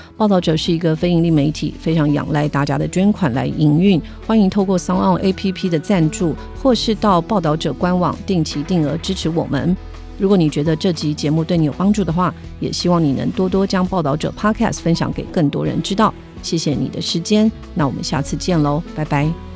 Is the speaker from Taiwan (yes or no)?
yes; Taiwan; 我们台湾人